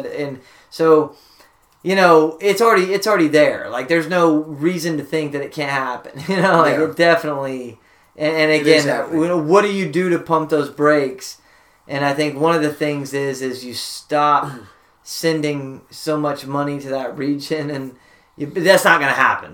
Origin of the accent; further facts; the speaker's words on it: United States; as an American